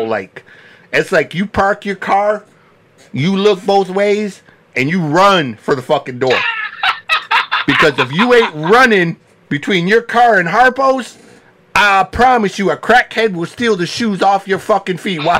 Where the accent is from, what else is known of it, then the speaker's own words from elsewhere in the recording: Flint, Michigan, United States; also born or lived in Detroit, Michigan; I grew up around Flint and Detroit